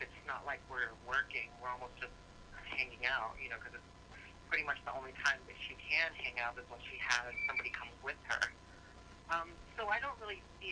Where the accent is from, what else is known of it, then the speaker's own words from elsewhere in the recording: Panama City area, Florida, United States; moved away; also born or lived in Pensacola, Florida; I spent 8 years in that area, and it just became one of those things where I called it home